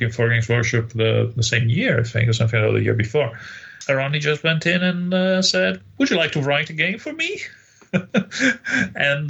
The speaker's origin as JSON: {"language": "English", "country": "Italy", "tie": "born or raised there", "said": "I used to play with little HO-scale toy soldiers in Italy on the beach"}